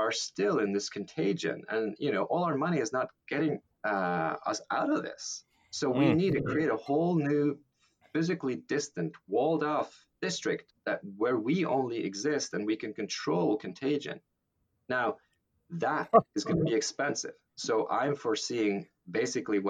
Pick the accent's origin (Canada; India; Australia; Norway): Norway; now in United States; being Norwegian, but now possibly also being American